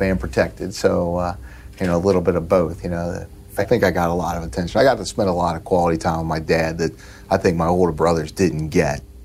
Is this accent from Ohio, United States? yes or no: yes; Norwood, Ohio, United States; grew up in Norwood, Ohio. Uh, it's a suburb of Cincinnati